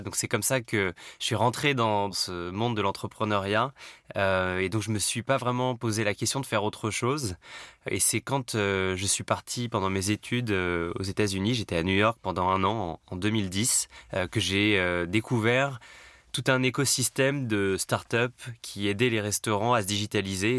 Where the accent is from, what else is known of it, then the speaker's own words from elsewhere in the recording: Paris, Île-de-France, France; je suis parisien, j'ai 36 ans